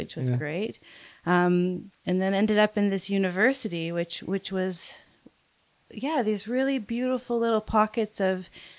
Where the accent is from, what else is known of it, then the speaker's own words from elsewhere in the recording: just north of Toronto, Ontario, Canada; moved away as an adult; also born or lived in New Brunswick / Montreal; So I'm Canadian, and I grew up just north of Toronto, and I did my art schooling in two different chapters. So the first chapter, I was on the east coast of Canada.